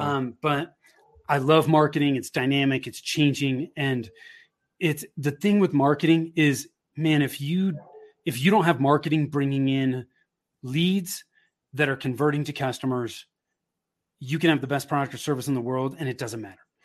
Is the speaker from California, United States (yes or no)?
yes; Bay Area, Northern California, United States; moved away as an adult; now in Denver metro area, United States; I grew up in Northern California in the Bay Area